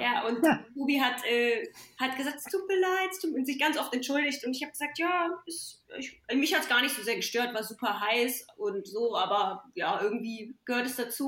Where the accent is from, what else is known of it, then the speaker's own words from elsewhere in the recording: Pirna, Saxony, Germany; moved away; bin ja in der Nähe von Dresden geboren, in Pirna und habe meine ja, viel Zeit meiner Kindheit im Elbsandsteingebirge verbracht bei meinen Großeltern